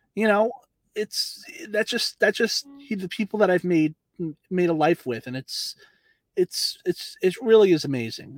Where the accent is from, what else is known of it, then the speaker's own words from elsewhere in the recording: Long Beach, New York, United States; I was I was born in Long Island. I was uh, born in Long Beach, and uh, you know, I know that area very well